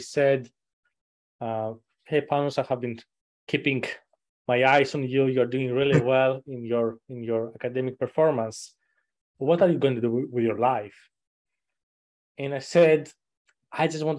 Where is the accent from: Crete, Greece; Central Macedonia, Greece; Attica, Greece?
Attica, Greece; suburb outside Athens; now in United States; I wasn't actually born and raised in Athens per se, but it was something like a suburbs outside of Athens